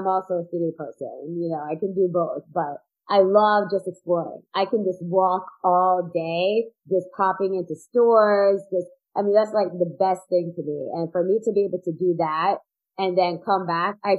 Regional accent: outside of New York, United States; moved away; also born or lived in Florida; we grew up outside of New York

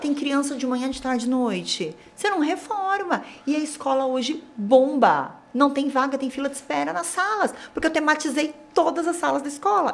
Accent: Amparo, São Paulo, Brazil; also born or lived in Campinas; eu sou de Amparo

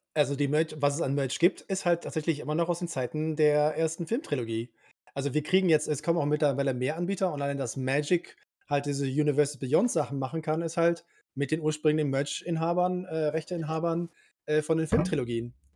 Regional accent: Cologne, North Rhine-Westphalia, Germany; ich bin gebürtiger Kölner

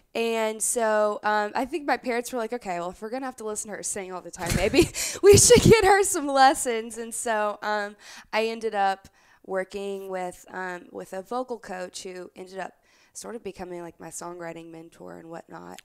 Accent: Opelousas, Louisiana, United States; I grew up in South Louisiana in a town called Opelousas

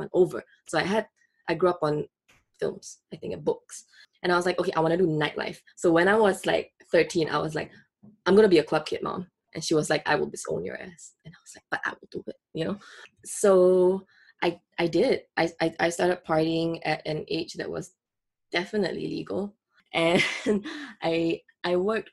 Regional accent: Singapore; moved away; I grew up in Singapore.

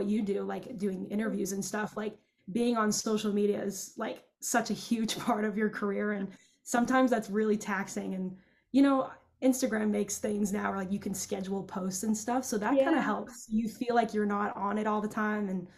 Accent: Los Angeles, California, United States; we're also both from the Valley

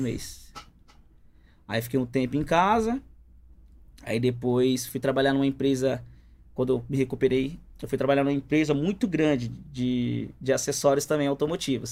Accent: São Paulo, Brazil; also born or lived in Paraíba; eu nasci em São Paulo

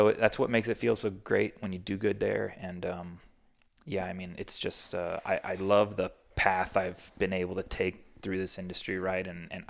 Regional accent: East Coast, United States; And I grew up doing qualifiers on the East Coast, and it was gnarly.

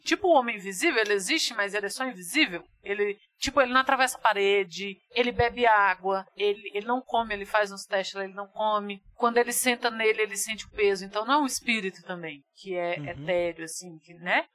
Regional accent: Brazil; nós somos brasileiros

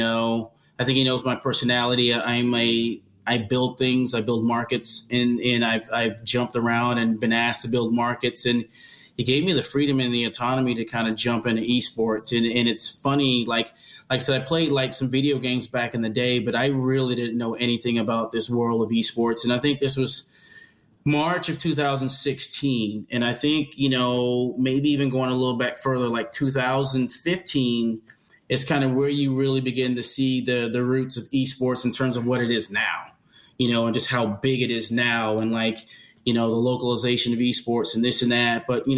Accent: New Haven, Connecticut, United States; But I was born in New Haven, Connecticut, mm-hmm. and my parents are from – my mom is from – the family is from the Northeast, Connecticut, New York, New Jersey, by way of Bermuda.

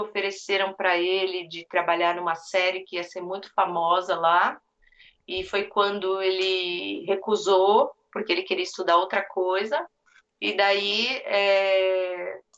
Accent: Brazil; now in United States; a gente é brasileiro

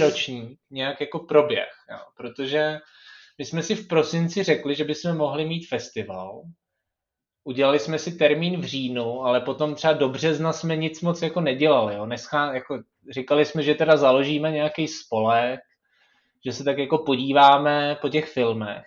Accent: Czechia; tady u nás v Čechách

